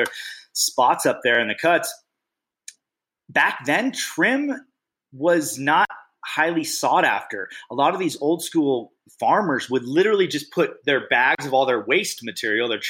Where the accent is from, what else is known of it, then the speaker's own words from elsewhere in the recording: Bay Area, California, United States; moved away; I grew up in the Bay Area. About half my life spent in the Bay Area